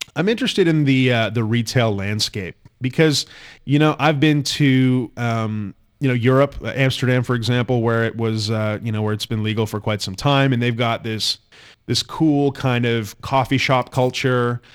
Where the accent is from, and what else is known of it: Canada